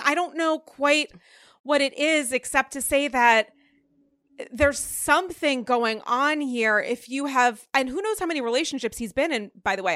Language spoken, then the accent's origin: English; Rhode Island, United States; now in New York, United States; I'm from Rhode Island.